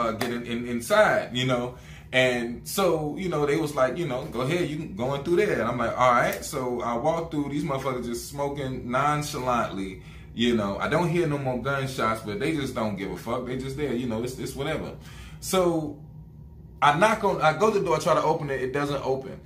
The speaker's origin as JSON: {"language": "English", "region": "the South", "country": "United States", "said": "I'm from the South"}